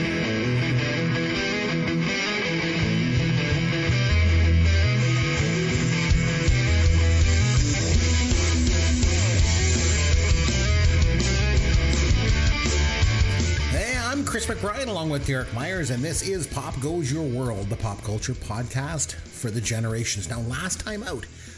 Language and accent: English; Canada; I'm Canadian